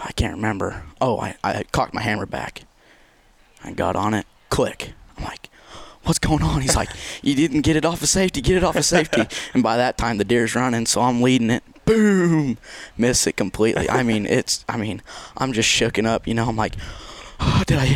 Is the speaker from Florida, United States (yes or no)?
no; Unionville, Missouri, United States; I'm from Unionville, Missouri